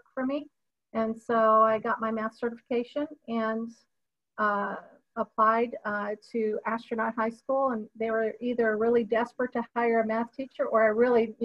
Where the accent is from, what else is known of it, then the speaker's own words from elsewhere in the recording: Titusville, Florida, United States; also born or lived in New York; I grew up on the Space Coast